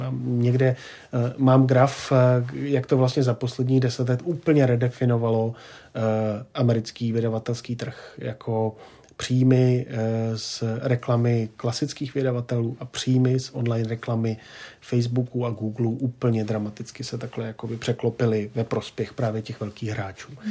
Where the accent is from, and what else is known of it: Czechia